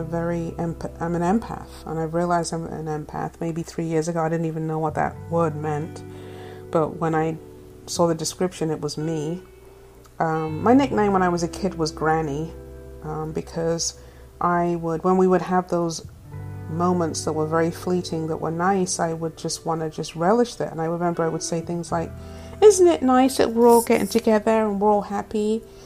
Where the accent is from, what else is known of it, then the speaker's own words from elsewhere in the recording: England, United Kingdom; also born or lived in Tampa, Florida; now in California, United States; I'm originally from England, the black English chick, and I am currently living in California.